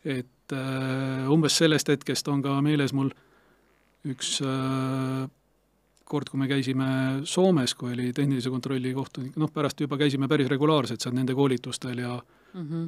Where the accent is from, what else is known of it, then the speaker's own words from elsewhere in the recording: Estonia; me oleme Eestist kahekesi Anti Hermaniga